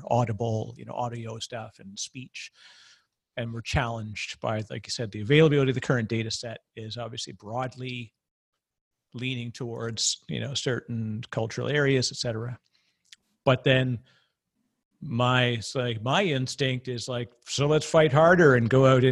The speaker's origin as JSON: {"language": "English", "country": "Canada", "said": "I'm Canadian"}